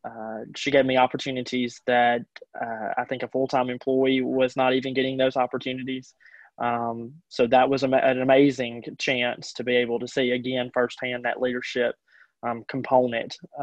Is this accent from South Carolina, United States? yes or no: no; Mantachie, Mississippi, United States; graduating from high school, growing up in Mantachie